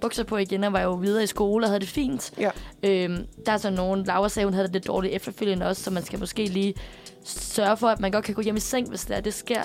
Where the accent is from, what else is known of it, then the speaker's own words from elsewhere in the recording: Aarhus, Central Denmark Region, Denmark; now in Copenhagen, Denmark; min læge hjemme i Aarhus